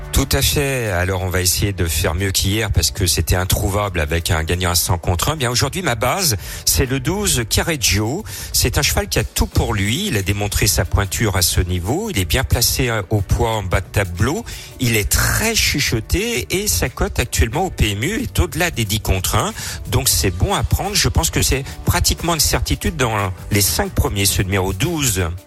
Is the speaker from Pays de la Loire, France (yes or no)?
no; Lyon, Auvergne-Rhône-Alpes, France; chez nous à Lyon